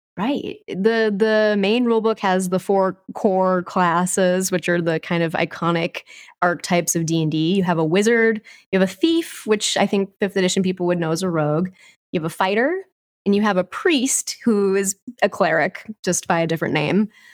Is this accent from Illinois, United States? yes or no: no; Southern Wisconsin, United States; I grew up in Southern Wisconsin around people who played a lot of old school D and D